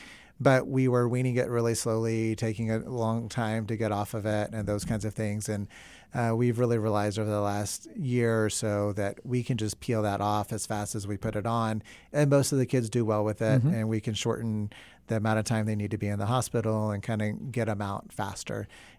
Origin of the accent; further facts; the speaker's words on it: the South, United States; moved away; also born or lived in New York City; I'm from the South